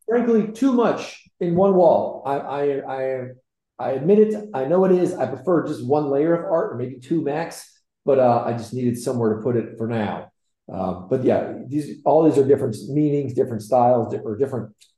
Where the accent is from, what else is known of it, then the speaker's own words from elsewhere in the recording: Northeast Ohio, United States; moved away as an adult; also born or lived in Chicago; now in Charlotte, United States; I grew up in Northeast Ohio, a very sheltered, normal, wonderful life